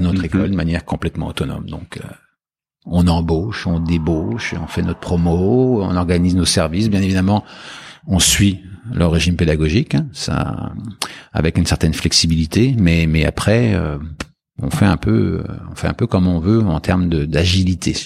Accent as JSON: {"language": "French", "country": "France", "moved": "as an adult", "said": "en tant que Français"}